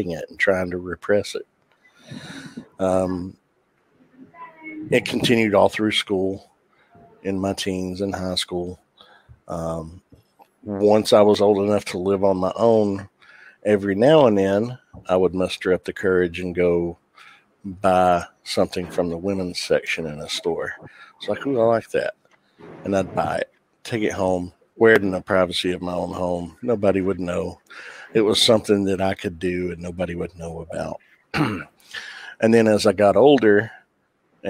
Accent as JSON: {"language": "English", "area": "the Bible Belt", "region": "the South", "country": "United States", "tie": "born or raised there", "said": "growing up in the Bible Belt"}